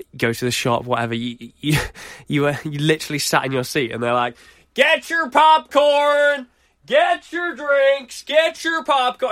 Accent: United Kingdom; we're British

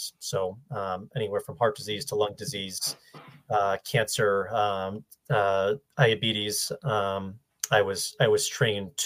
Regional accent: Ludlow, Massachusetts, United States; also born or lived in Maine; now in Boston, United States; I grew up in Western Mass in Ludlow. So right next to Springfield

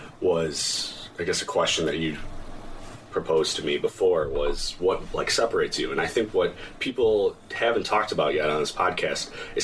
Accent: Downers Grove, Illinois, United States; I grew up in Downers Grove. I come from two parents who grew up kind of, I guess, having nothing. My dad grew up with 10 siblings, and my mom grew up on the south side.

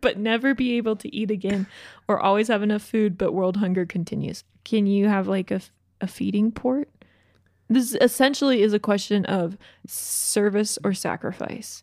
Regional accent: Lake Lanier, Georgia, United States; I grew up on Lake Lanier in Georgia

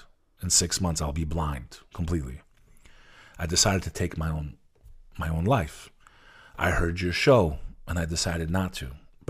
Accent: New Jersey, United States; Like, my town where I grew up, I grew up on the Hudson River facing Manhattan.

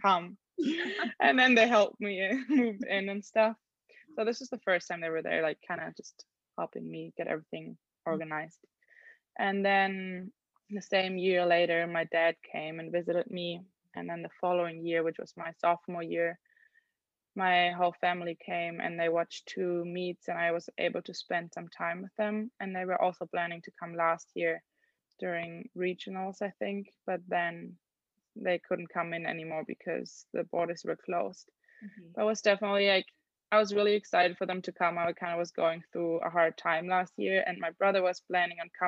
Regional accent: Germany; first language German; English is a second language; moved away as an adult; now in Los Angeles, United States; I'm from Germany

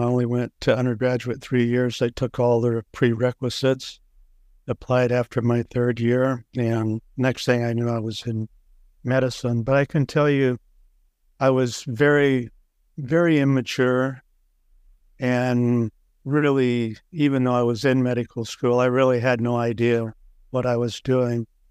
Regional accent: Waukee, Iowa, United States; Waukee, Iowa, which, at the time I grew up, was a small farm town west of Des Moines

